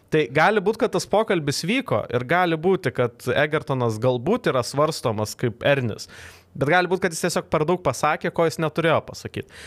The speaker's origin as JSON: {"language": "Lithuanian", "country": "Lithuania", "tie": "born or raised there", "said": "aš gimiau Lietuvoje, netropikuose"}